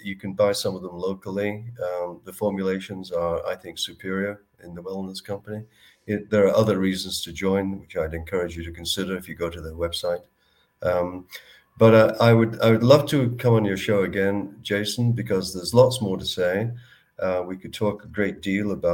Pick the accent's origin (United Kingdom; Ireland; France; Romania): United Kingdom; Manchester, North West England; moved away as an adult; also born or lived in British Columbia; now in Canada; I'm from Manchester